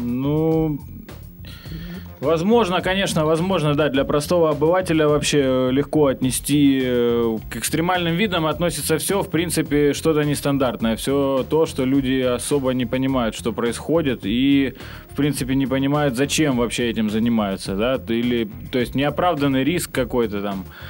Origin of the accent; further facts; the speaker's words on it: Ukraine; moved away as an adult; now in Saint Petersburg, Russia; я украинец, родом с Украины, живу в Питере вот уже почти 8 лет